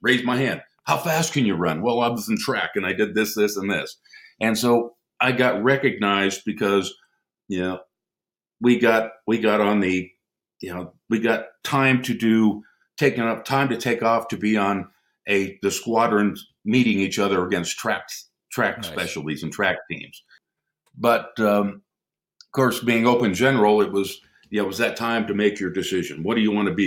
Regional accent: Pennsylvania, United States; moved away; I was raised in Pennsylvania

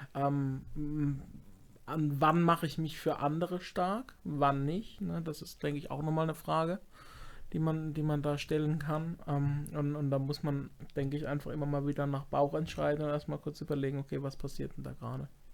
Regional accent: Baden-Württemberg, Germany; Ich komme auch irgendwo aus Baden und nicht aus Hamburg

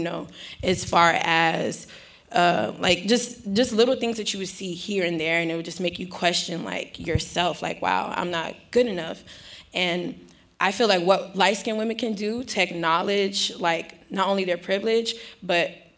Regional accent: Houston, Texas, United States; I'm from Houston

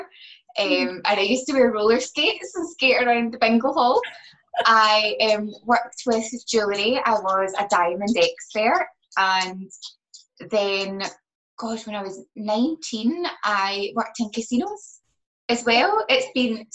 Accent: Glasgow, Scotland, United Kingdom; I'm from Glasgow and I've got a multi-award winning salon in the West End

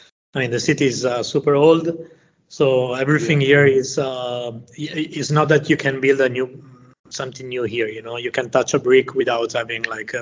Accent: Venice, Veneto, Italy; I'm from Venice. I grew up here

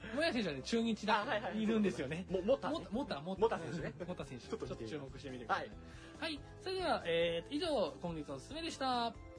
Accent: Kofu, Yamanashi, Japan; 自分の出身が山梨県

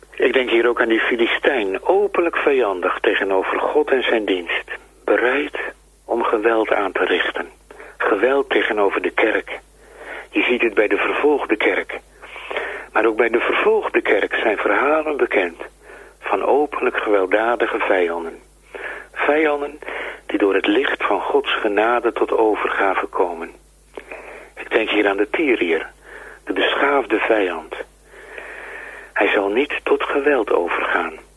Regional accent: Netherlands; wij als Nederlanders waren vroeger heidenen

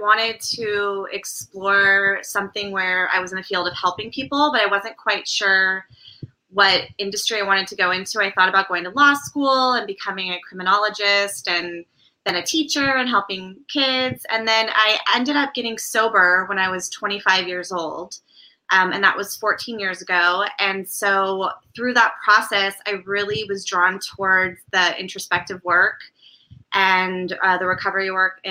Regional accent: Sonoma Valley, California, United States; moved away as an adult; also born or lived in Marin County; now in Brentwood, United States; I grew up in Sonoma Valley

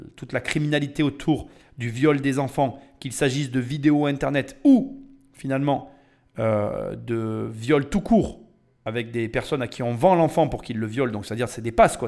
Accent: France; on est des Français

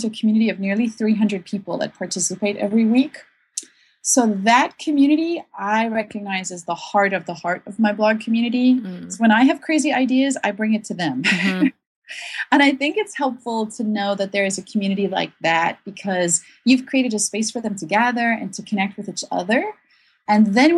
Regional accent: South Africa; moved away; I'm from South Africa originally, and my whole family live there still

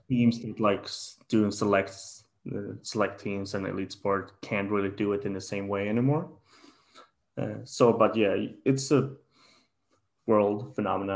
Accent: Sweden; in sweden as well like in my home country

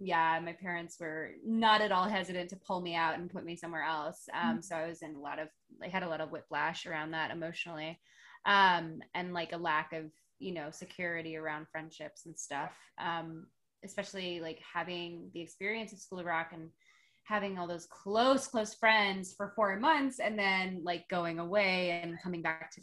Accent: Chicago, Illinois, United States; moved away as an adult; now in Los Angeles, United States; It is my hometown. It's where I grew up.

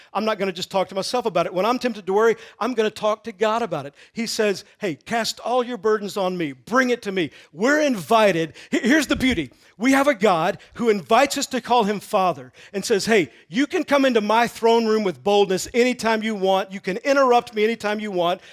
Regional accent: Texas, United States; I grew up in Texas

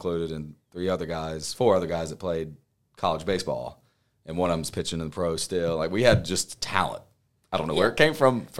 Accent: Spartanburg, South Carolina, United States; born or raised there; moved away

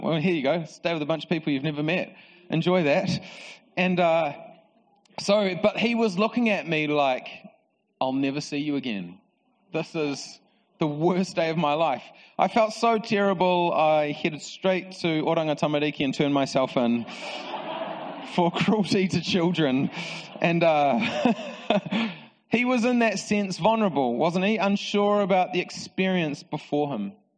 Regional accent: Palmerston North, Manawatū-Whanganui, New Zealand; So I grew up in Palmerston North and I uh, went to Palmerston North Boys High School

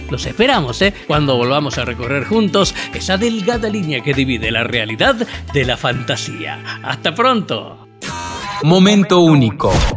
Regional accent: Salta, Argentina

